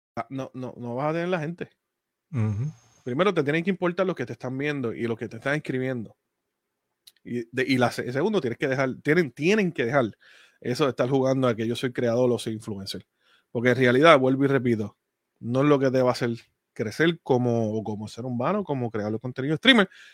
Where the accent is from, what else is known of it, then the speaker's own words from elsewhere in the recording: Puerto Rico; moved away; Nosotros somos de Puerto Rico y aunque yo no viva allá